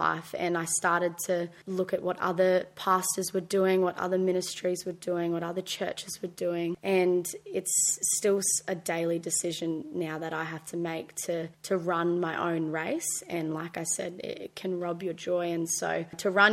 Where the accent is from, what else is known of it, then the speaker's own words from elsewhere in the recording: Brisbane, Queensland, Australia; also born or lived in Gold Coast; now in Palm Beach, Australia; I grew up in Brisbane, was really blessed to go to a Christian school my whole life, year 1 to year 12.